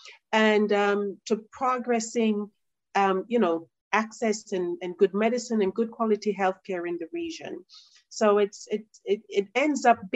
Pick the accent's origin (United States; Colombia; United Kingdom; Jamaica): Jamaica; I'm Jamaican